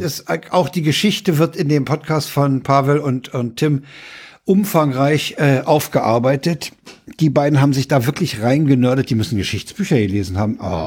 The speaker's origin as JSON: {"language": "German", "country": "Germany", "said": "als Deutsche"}